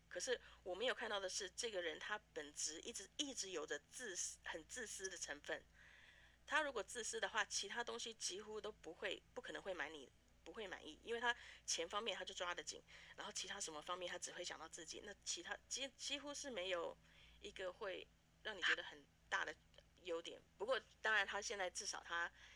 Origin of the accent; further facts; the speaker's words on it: Taiwan; moved away as an adult; also born or lived in Canada / Vancouver, Canada; now in Fargo, United States; 在台湾长大，然后美，呃，是来美国读大学，后来跟家人移民到加拿大，就开始做事